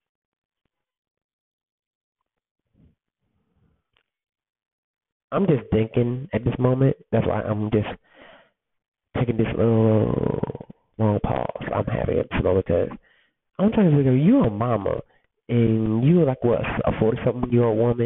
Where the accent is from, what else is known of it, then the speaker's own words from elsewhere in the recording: Alabama, United States; also born or lived in Detroit, Michigan; I grew up, I grew up in Alabama, but I'm born in Detroit